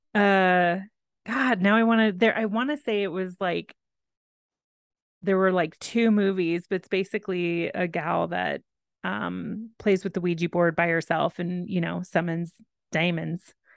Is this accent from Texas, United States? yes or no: yes; Texas, United States; I am from Texas